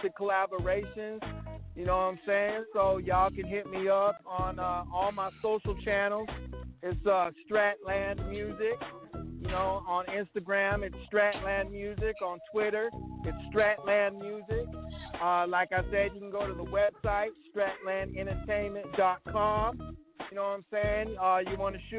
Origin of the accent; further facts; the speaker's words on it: Rapid City, South Dakota, United States; also born or lived in Denver; here in my hometown, Rapid City, you know, in Denver, my second home